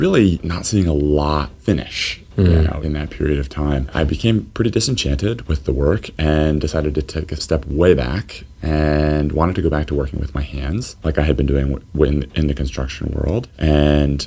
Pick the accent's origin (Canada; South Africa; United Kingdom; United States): United States; Lynchburg, Virginia; also born or lived in Massachusetts / Boston; I grew up in Lynchburg. I'm one of many locals who work here.